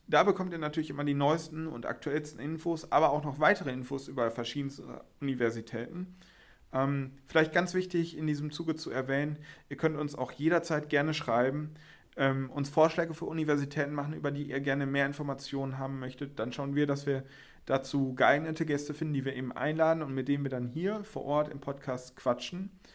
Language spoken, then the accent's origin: German; Witten, North Rhine-Westphalia, Germany; ich lebe und wohne aber schon seitdem ich klein bin im beschaulichen und wunderschönen Witten.